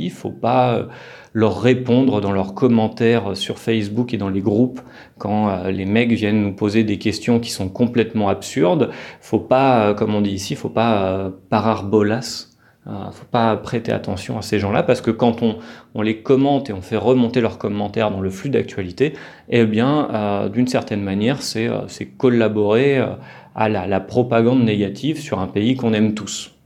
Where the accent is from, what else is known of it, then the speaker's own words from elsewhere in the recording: France; now in Colombia; moi, en tant que Français